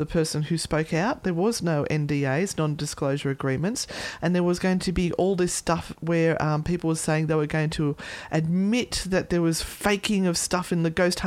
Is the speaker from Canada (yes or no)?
no; Australia; accent: Aussie; It's my Aussie accent.